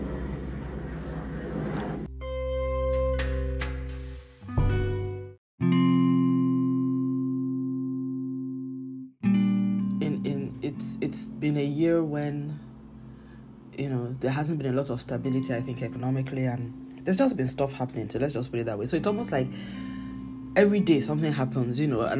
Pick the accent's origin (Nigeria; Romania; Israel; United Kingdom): Nigeria; I'm Nigerian, I live in Nigeria